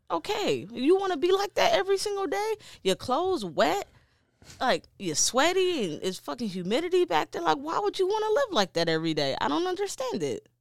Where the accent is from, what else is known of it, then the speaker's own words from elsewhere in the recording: Detroit, Michigan, United States; I'm from Detroit.